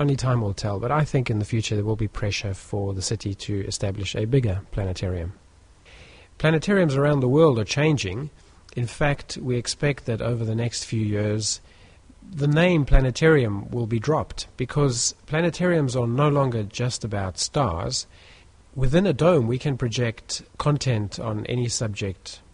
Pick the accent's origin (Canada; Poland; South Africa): South Africa; moved away as an adult; now in United Kingdom; I grew up in South Africa